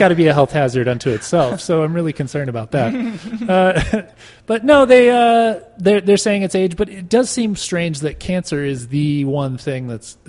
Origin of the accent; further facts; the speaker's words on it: Roswell, New Mexico, United States; now in Denver, United States; my hometown of Roswell, New Mexico